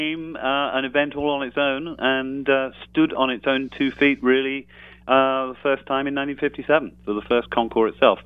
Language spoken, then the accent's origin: English; United Kingdom; I am British